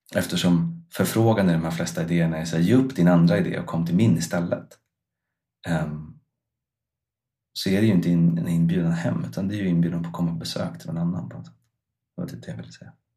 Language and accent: Swedish; Stockholm, Stockholm County, Sweden; moved away as an adult; now in Iceland; jag flyttade ju från Stockholm som är liksom min på ett eller annat sätt hembygd. Alltså jag har bott där sedan jag var två tills dess att jag var